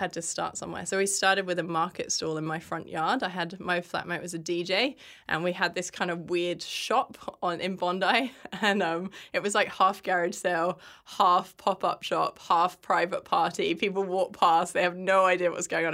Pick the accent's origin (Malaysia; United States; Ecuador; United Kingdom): United Kingdom; England; moved away as an adult; now in Australia; I grew up in England, and when I was fourteen, my parents brought me here on holiday